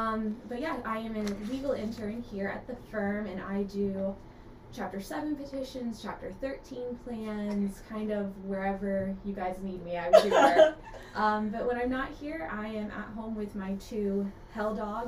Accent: Sarasota, Florida, United States; moved away as an adult; also born or lived in Tallahassee, Florida / Orlando, Florida; Okay, so I'm originally from Sarasota, Florida.

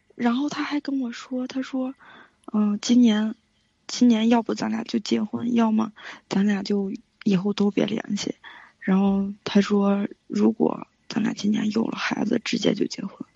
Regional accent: Chengde, Hebei, China; 我是河北承德的

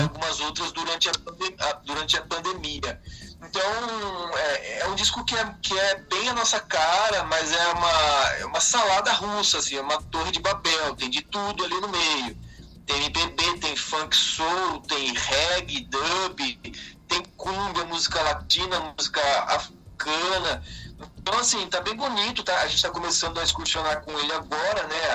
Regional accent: Brazil; quando você está fora né, do, do Brasil, é, você se sente, ao mesmo tempo que mais brasileiro ainda

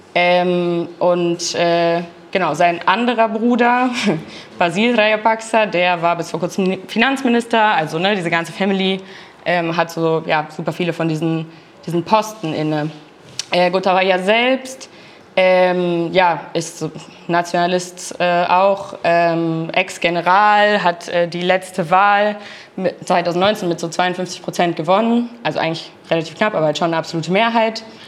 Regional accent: Berlin, Germany; ich komme aus Berlin

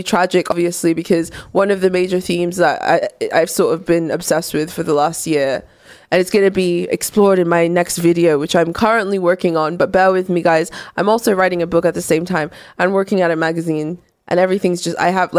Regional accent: United Kingdom; I'm not going with you fucking weird Americans to my home country to help proselytize. But they were looking at the statistics of the religion in the UK.

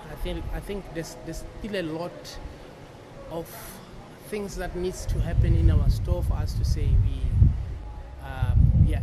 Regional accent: Free State, South Africa; now in Cape Town, South Africa; I'm based in Cape Town, original from Central South Africa. I'm from the Free State.

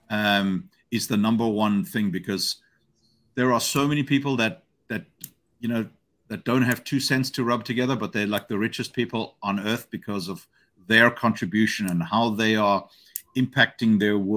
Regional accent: Hong Kong; As I have a good friend of mine that I grew up with in Hong Kong

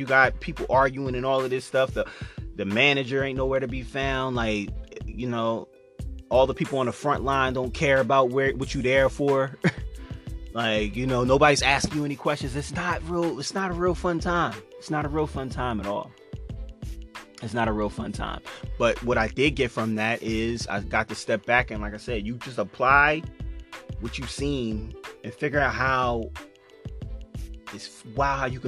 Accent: Chester, Pennsylvania, United States; growing up in Chester

